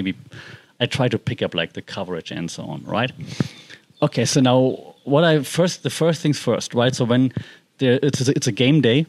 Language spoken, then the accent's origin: English; Germany; because I'm from Germany